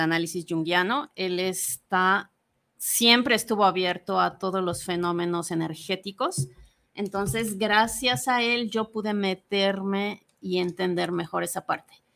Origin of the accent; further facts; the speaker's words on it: Mérida, Yucatán, Mexico; moved away as an adult; also born or lived in Mexico City / Buenos Aires; now in Guadalajara, Mexico; Yo eh, nací en Mérida, Yucatán, y salí de ahí a los veintitantos años.